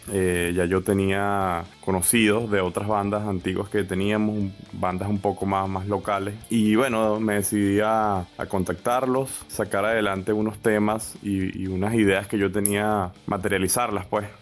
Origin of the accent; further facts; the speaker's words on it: Venezuela; somos de Venezuela